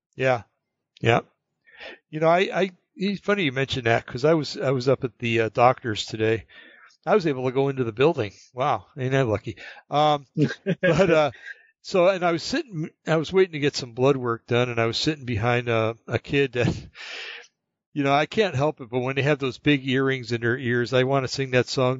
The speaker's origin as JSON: {"language": "English", "region": "New Jersey", "country": "United States", "tie": "born or raised there", "also_born_or_lived": "California / North Carolina", "moved": "yes"}